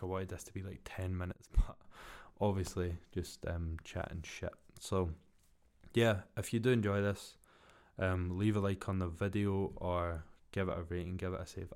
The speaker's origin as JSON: {"language": "English", "region": "Scotland", "country": "United Kingdom", "lives_now": "Glasgow, United Kingdom", "said": "I'm come from Scotland"}